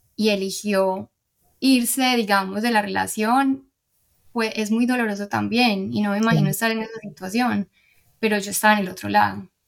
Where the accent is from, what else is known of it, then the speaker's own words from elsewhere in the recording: Medellín, Antioquia, Colombia; moved away as an adult; also born or lived in Houston, United States; now in Miami, United States; soy de Medellín